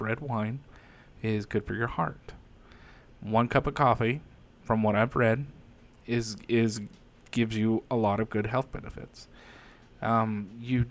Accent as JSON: {"language": "English", "country": "United States", "said": "I'm an American first, but you know, when you dig deep and you do your genealogy and you find out, well, I'm also Irish and I'm Swedish"}